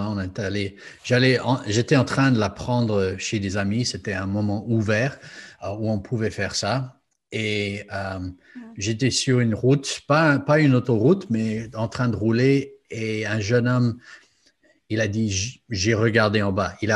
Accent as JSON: {"language": "French", "country": "United States", "said": "je venais des États-Unis très conservatifs"}